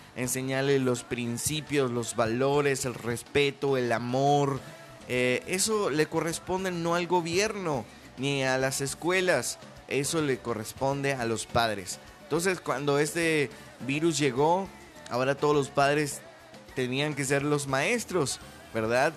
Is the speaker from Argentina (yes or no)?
no; Venezuela; now in Mexico; soy de Venezuela, pero también ya soy más mexicano que pues que el Chile